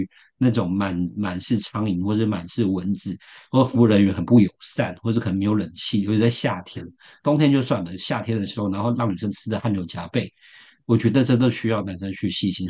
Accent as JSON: {"language": "Chinese", "town": "Shenkeng", "region": "New Taipei", "country": "Taiwan", "tie": "born or raised there", "said": "我我就是我的家乡就是深坑，就是臭豆腐。"}